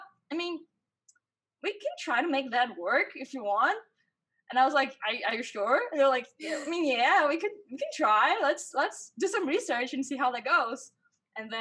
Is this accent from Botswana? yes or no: no; Brazil; first language Portuguese; English is a second language; also born or lived in Vancouver, Canada; I graduated in film university here in my hometown, Brazil